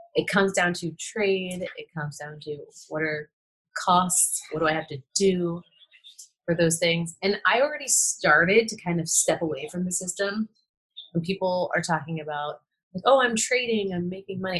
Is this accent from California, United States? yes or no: yes; San Francisco, California, United States; I grew up in San Francisco